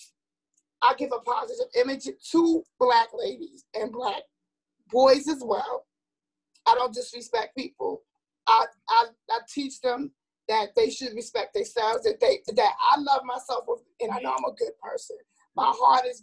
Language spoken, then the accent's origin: English; New York City, New York, United States; born and raised in Harlem.